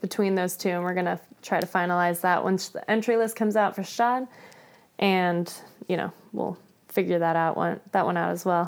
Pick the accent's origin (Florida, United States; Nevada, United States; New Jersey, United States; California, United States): Florida, United States; I grew up in Florida where it's, you know, flat